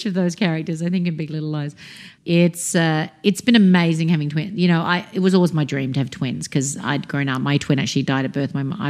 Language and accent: English; New South Wales, Australia; now in United States; their father is American, I'm Australian. We actually just bought an apartment back in Sydney that's being built right now